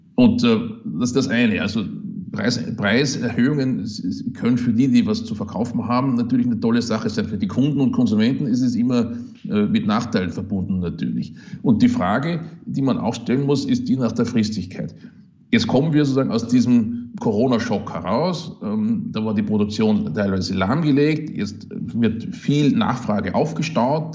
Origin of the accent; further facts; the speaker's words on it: Upper Austria, Austria; moved away as an adult; now in Kiel, Germany; es ist klein, unser Österreich, das ist zwar richtig, aber es ist halt auch mein Heimatland